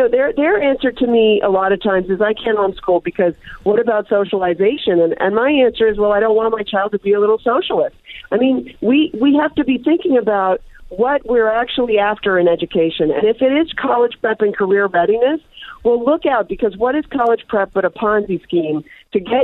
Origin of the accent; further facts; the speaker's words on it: Pittsburgh, Pennsylvania, United States; moved away; also born or lived in Disneyland, California; I grew up in Pittsburgh.